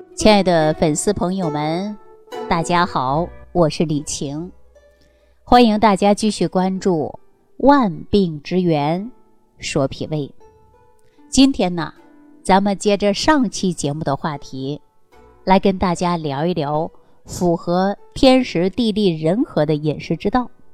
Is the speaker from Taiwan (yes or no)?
no; China; 最适合我们中国人调养脾胃